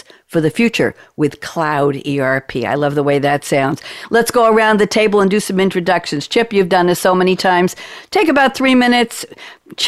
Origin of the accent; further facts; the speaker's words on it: New York, United States; moved away; I sound like I'm from New York, and I originally was